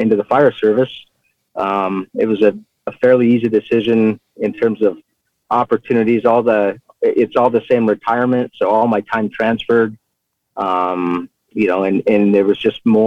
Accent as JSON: {"language": "English", "region": "Southern Arizona", "country": "United States", "tie": "born or raised there", "said": "I'm an Arizona native. I grew up here in Arizona, Southern Arizona."}